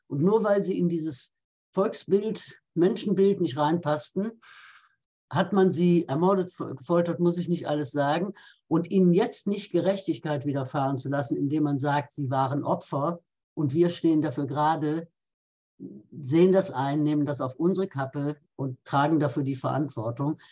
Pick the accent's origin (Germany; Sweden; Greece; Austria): Germany; Rhineland; Jetzt komme ich aus dem Rheinland, da ist man ja anders katholisch als anderswo